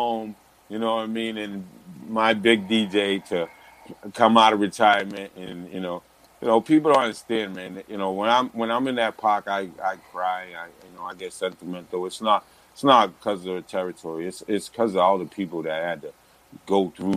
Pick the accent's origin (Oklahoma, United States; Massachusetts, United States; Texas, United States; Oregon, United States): Massachusetts, United States; New Bedford; also born or lived in Boston; my blood is all through New Bedford